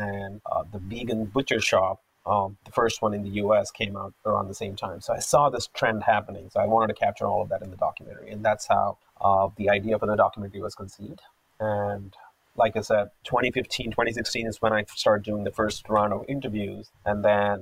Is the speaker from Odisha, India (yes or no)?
no; Hyderabad, Telangana, India; moved away as an adult; also born or lived in United States; now in Vancouver, Canada; I grew up in Hyderabad in an Orthodox vegetarian